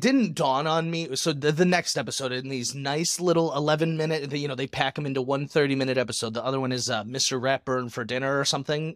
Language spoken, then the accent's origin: English; Michigan, United States; now in Arizona, United States; Growing up in Michigan